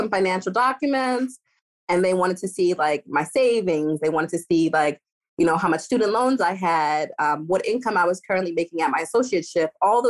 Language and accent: English; New York, United States; now in Florida, United States; I'm from New York, so I'm not a fair gauge.